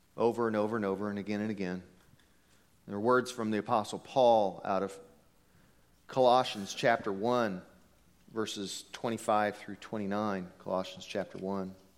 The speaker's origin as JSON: {"language": "English", "country": "United States", "said": "we're American"}